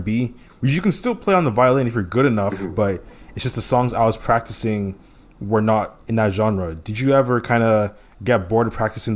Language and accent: English; Houston, Texas, United States; I grew up in Houston